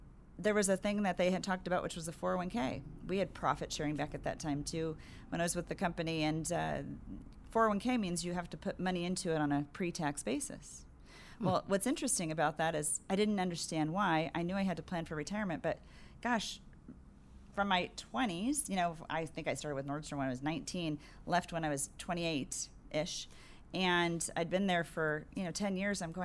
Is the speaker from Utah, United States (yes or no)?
no; San Diego, California, United States; also born or lived in Riverside, California; when my parents decided to move to San Diego, I was 4 years old